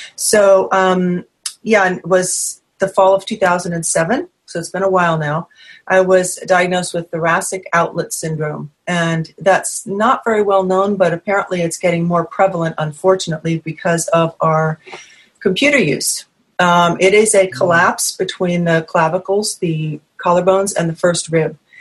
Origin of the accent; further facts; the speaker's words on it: New England, United States; moved away; I'm from New England originally.